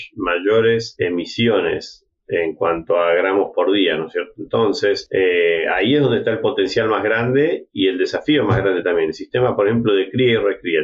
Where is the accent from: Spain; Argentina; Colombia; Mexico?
Argentina; City Bell, Buenos Aires Province; moved away as an adult; also born or lived in Minnesota, United States; originalmente soy de Citibel, una, localidad cerca de La Plata, estudié agronomía en la Universidad de La Plata